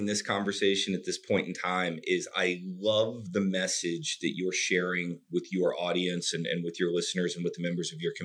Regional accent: North Carolina, United States; I grew up in North Carolina, which is in the southeast of the United States

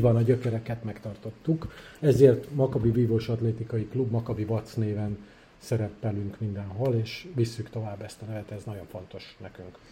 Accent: Budapest, Hungary; also born or lived in Szolnok / Kaposvár / Israel; Hát én pesti gyerek vagyok, én, én, én itt nevelkedtem Budapesten

